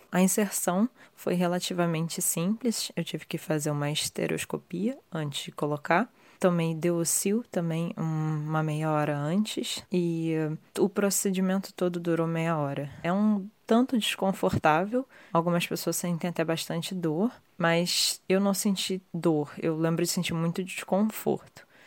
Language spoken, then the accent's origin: Portuguese; Rio de Janeiro, Brazil; now in London, United Kingdom; eu sou do Rio de Janeiro, tenho 30 anos e atualmente eu moro em Londres.